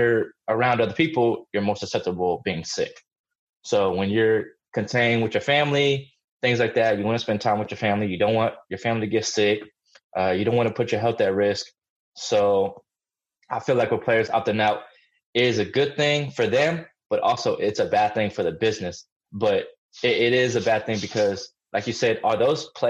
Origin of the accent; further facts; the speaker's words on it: Massachusetts, United States; I was born in Massachusetts